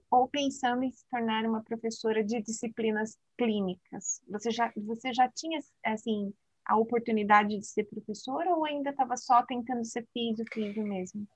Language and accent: Portuguese; Brazil; nós, como brasileiros, fisioterapeutas